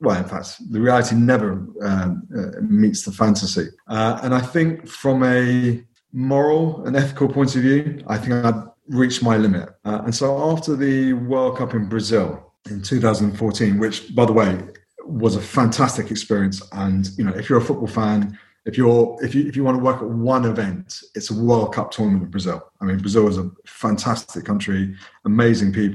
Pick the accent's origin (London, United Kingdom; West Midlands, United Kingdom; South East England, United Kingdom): London, United Kingdom; Family are from Punjab originally. Came over in the 70s. I was born and brought up in London